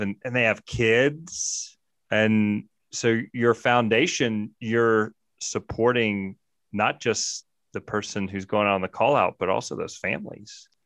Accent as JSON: {"language": "English", "region": "Mississippi", "country": "United States", "tie": "born or raised there", "moved": "yes", "lives_now": "Jackson Hole, United States", "said": "I grew up in Mississippi"}